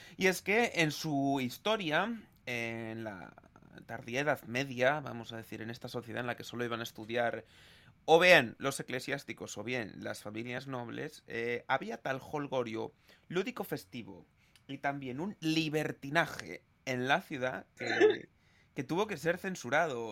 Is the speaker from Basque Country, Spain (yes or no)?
no; Galicia, Spain; nosotros que somos, que somos gallegos